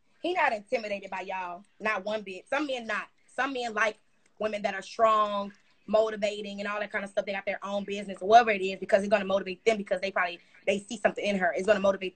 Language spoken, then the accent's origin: English; Houston, Texas, United States; I am from Houston, Texas